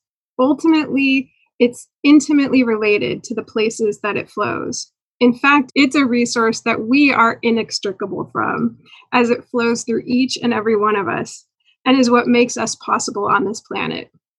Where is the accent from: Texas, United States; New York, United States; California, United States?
California, United States; Bay Area; I grew up in the Bay Area drinking pristine McCallamy River water.